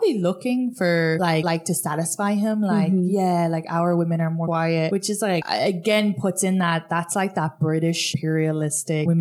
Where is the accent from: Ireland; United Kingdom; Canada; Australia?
Ireland; moved away as an adult; now in United States; growing up in Ireland